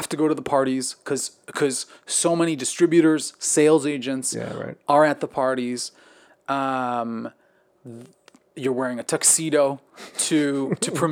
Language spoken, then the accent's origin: English; Quebec, Canada; we talked about being Canadian, okay, growing right, up in the same part of Canada in Quebec.